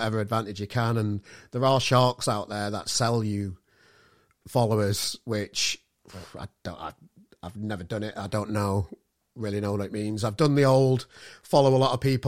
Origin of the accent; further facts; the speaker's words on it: Sheffield, Yorkshire and the Humber, United Kingdom; moved away; I'm from Sheffield originally